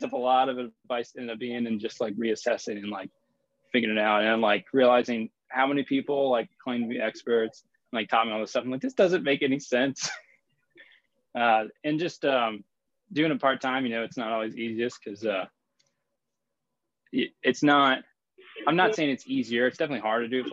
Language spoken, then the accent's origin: English; Richmond, Virginia, United States; I'm from Richmond, Virginia.